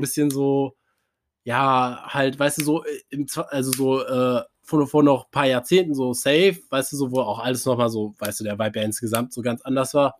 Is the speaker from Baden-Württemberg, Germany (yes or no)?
no; Cologne, North Rhine-Westphalia, Germany; ich bin Kölner.